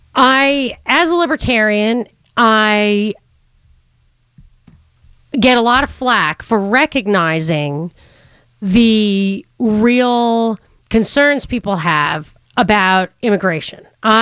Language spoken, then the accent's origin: English; Northern US, United States; As a Northerner, when I first moved to Atlanta, I was surprised that people would never talk about the issues behind the Civil War.